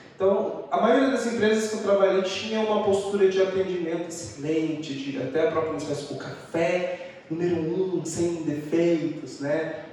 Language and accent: Portuguese; Rondônia, Brazil; moved away as an adult; now in Curitiba, Brazil; eu sou natural de Rondônia